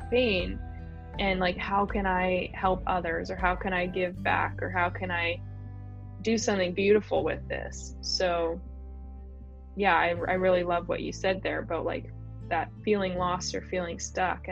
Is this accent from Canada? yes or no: yes; Canada; I pretty much grew up in a fairly small town here